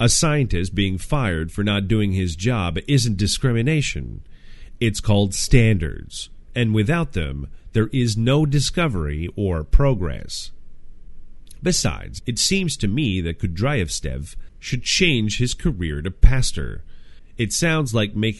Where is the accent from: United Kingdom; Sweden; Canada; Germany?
Canada; In Canada, my home country